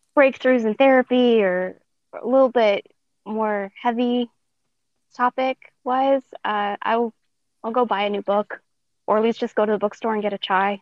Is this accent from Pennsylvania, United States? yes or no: no; Montana, United States; also born or lived in Denver, Colorado; then she moved up to Montana.